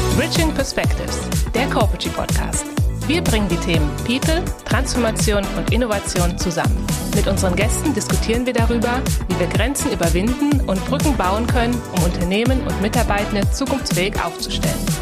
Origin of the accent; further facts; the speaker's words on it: Upper Styria, Austria; die Gegend, in der ich gelebt habe, in der Obersteiermark in Österreich